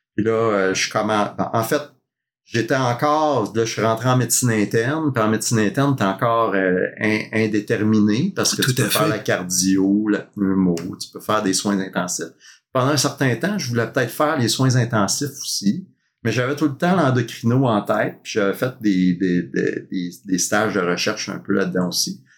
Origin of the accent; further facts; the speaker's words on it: Montreal, Quebec, Canada; moved away as an adult; also born or lived in Sherbrooke; j'ai grandi à Montréal, dans l'est de Montréal